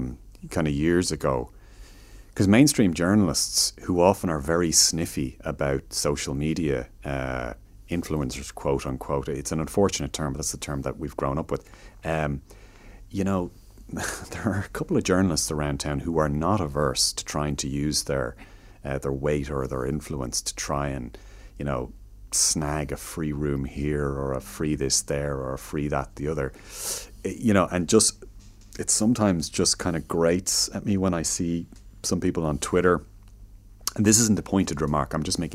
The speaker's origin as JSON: {"language": "English", "town": "Chicago", "region": "Illinois", "country": "United States", "tie": "born there", "said": "I mean, my dad is a Chicagoan, so I was born in Chicago, and my dad is American, lives in Chicago"}